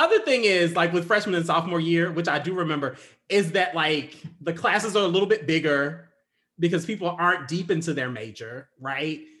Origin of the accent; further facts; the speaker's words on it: United States; even being black in America, I'm still an American